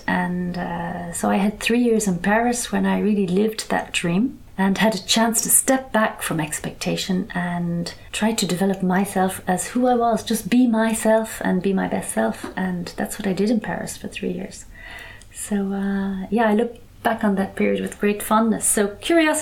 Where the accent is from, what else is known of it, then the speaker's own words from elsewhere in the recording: Ireland; moved away as an adult; When I was growing up in Ireland.